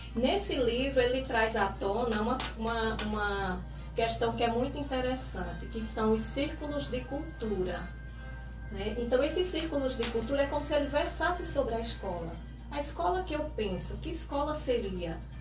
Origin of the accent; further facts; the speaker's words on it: Santa Cruz, Brazil; also born or lived in Barreiras, Bahia; aos seis anos vim para Santa Cruz e desde então moro, resido, estudo, né? Então toda a minha trajetória cidadã foi aqui em Santa Cruz